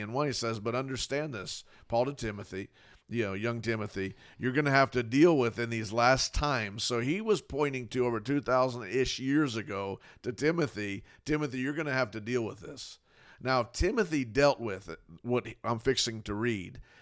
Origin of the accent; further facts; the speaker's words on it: Fort Lauderdale, Florida, United States; I grew up in Fort Lauderdale, Florida, you know, my whole life. I was born there in Fort Lauderdale